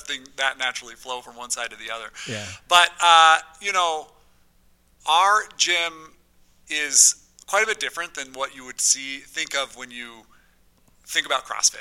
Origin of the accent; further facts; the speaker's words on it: South Ogden, Utah, United States; I grew up in South Ogden, Uinta Elementary, eh, that sort of area